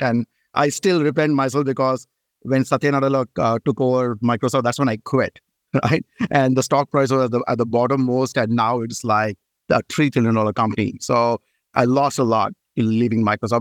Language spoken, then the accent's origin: English; India; moved away as an adult; now in United States; I moved from India, and I did my bachelor's of engineering in telecommunication in India.